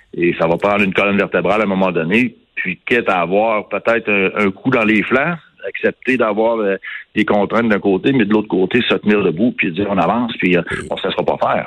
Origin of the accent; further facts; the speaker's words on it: Canada; ici, chez nous, au Canada